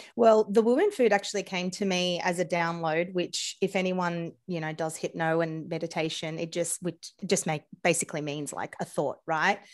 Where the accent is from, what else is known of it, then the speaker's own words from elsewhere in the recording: Australia; accent: Australian; my accent, I'm Australian